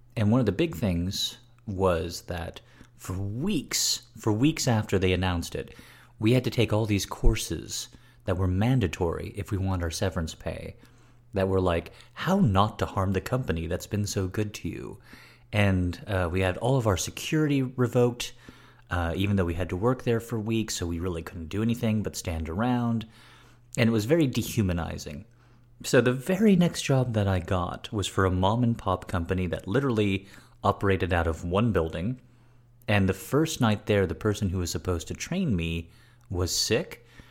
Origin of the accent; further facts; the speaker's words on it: United States; I immediately come off as American